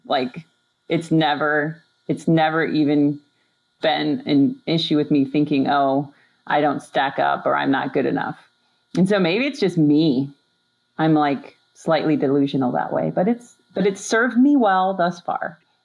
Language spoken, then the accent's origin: English; Upper Peninsula of Michigan, United States; I grew up in the Upper Peninsula of Michigan